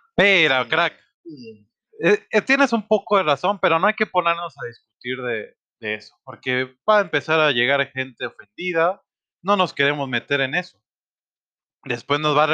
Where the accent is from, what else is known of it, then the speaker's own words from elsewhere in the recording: Sinaloa, Mexico; now in Guadalajara, Mexico; Yo soy de Sinaloa